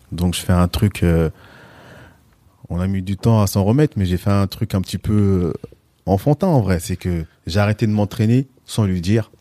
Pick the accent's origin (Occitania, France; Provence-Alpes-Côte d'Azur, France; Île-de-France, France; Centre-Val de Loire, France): Île-de-France, France; L'Isle-Adam; also born or lived in Villepinte; now in Pontoise, France; Je suis originaire de Villepinte. Mhm. Et ensuite, j'ai grandi sur l'île Adam. La plus grande majorité de ma vie. Et puis aujourd'hui, je suis sur Pontoise